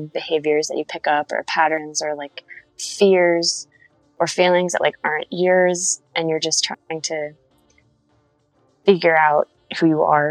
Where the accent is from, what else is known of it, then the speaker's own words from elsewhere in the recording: Rockville, Maryland, United States; Rockville, Maryland. So like kind of outside of DC. So I go to 930 Club a lot. Black Cat